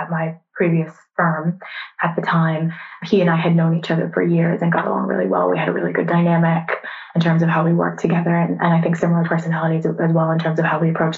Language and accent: English; just outside Boston, Massachusetts, United States; accent: American; moved away as an adult; also born or lived in New York; now in United Kingdom; I'm originally from just outside Boston and grew up there